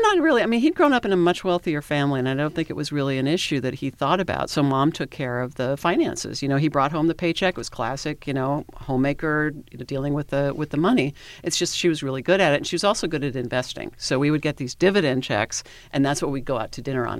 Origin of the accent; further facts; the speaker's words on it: Washington, United States; moved away as an adult; also born or lived in Alaska / Southern California; I'm from Washington State